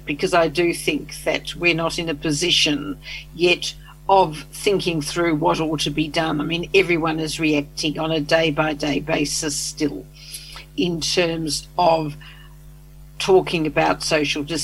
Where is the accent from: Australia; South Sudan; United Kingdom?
Australia; accent: Australian; also born or lived in Canberra; I'm Australian, as people will hear from my accent, and I lived in Canberra